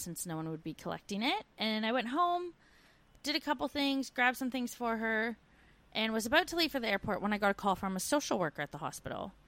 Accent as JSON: {"language": "English", "country": "Canada", "moved": "as an adult"}